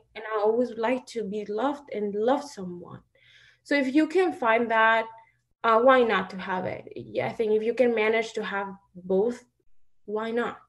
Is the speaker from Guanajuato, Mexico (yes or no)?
yes; Celaya, Guanajuato, Mexico; moved away as an adult; now in United States; I am from Guanajuato, Mexico